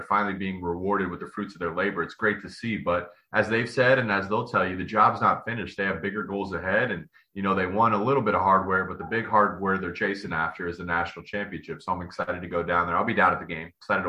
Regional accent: Columbus, Ohio, United States; I grew up in Columbus. I grew up a Buckeye fan.

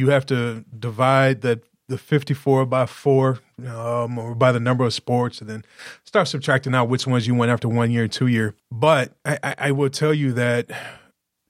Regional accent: Chicago, Illinois, United States; now in Detroit, United States; Born and raised on the south side of Chicago

